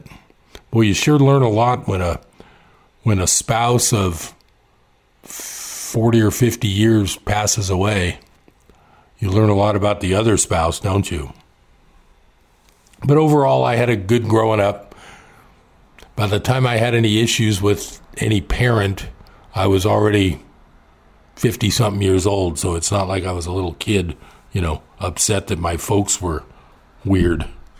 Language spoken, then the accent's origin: English; Hayward, California, United States; also born or lived in El Cerrito, California; now in Chico, United States; I grew up in the East Bay. There was some seasons. It was rainy and cold and foggy in the, well, not that foggy. I lived in the Hayward area.